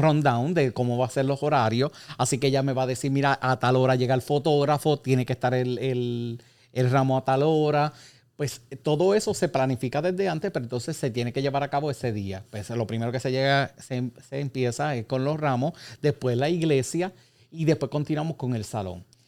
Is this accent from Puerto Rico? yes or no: yes; Puerto Rico; nosotros como puertorriqueños